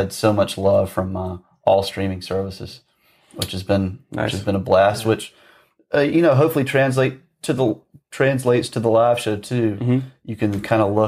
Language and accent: English; Greensboro, Georgia, United States; moved away; I'm from Georgia originally